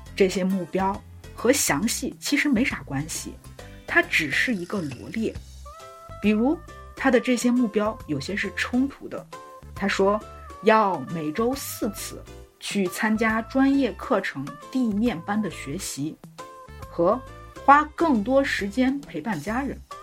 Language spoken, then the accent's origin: Chinese; China; 我们中国人很有意思，我们管一月叫元月